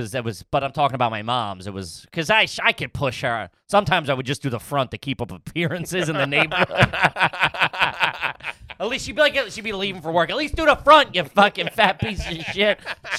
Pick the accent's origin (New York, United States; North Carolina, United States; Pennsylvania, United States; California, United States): New York, United States; Flatbush; I was in Flatbush.